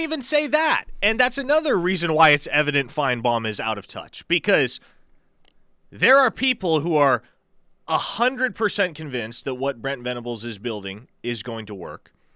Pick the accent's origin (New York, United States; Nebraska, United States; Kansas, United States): Nebraska, United States; moved away; I'm from Nebraska